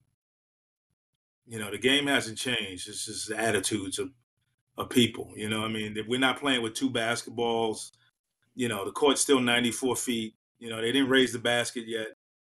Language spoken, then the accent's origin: English; New York City, New York, United States; moved away as an adult; I grew up in Harlem